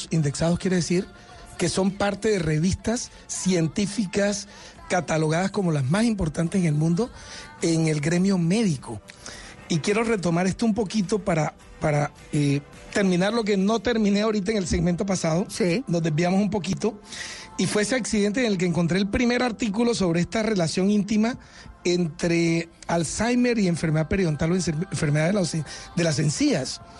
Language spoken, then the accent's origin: Spanish; Montería, Córdoba, Colombia; now in Barranquilla, Colombia; Tengo 30 ¿Ah, años en Barranquilla, pero soy ah. nacido en Montería.